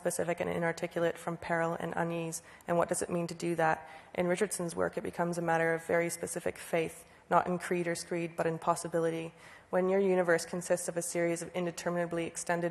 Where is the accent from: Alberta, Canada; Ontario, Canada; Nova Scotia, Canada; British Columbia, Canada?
Ontario, Canada; Guelph; the street that I grew up on in Guelph, Canada, Ontario, and that's my house